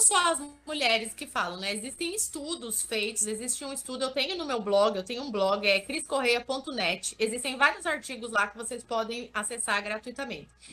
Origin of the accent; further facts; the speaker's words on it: Vale do Ribeira, interior of São Paulo, Brazil; Eu sou do interior de São Paulo, sou de um lugar chamado Vale do Ribeira